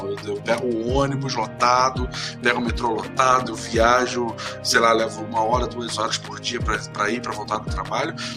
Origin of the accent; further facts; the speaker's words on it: Macaé, Rio de Janeiro, Brazil; now in Curitiba, Brazil; Eu sou de Macaé, que fica uma cidade fica fica 160 quilômetros do norte do, da capital do Rio de Janeiro